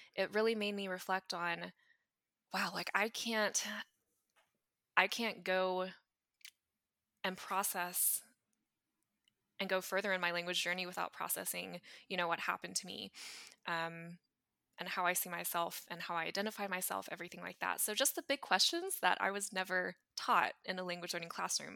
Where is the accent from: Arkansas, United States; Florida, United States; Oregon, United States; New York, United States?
Arkansas, United States; I grew up in Arkansas in the United States.